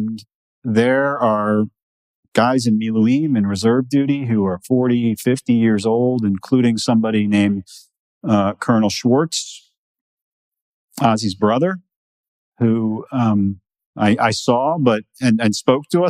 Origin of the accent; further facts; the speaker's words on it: New York, United States; I'm from New York